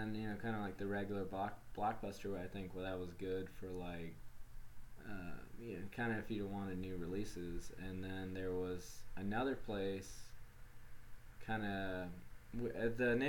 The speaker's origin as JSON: {"language": "English", "town": "Wilmington", "region": "North Carolina", "country": "United States", "tie": "born or raised there", "said": "I grew up in Wilmington, North Carolina"}